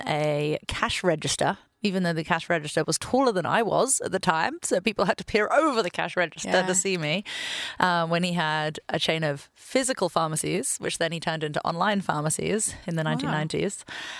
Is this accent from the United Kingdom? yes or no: yes; London, United Kingdom; now in United States; I'm originally from London, although I have a very confusing accent because I was born in London. My father is from Sydney, and now I've been in the US for 7 years.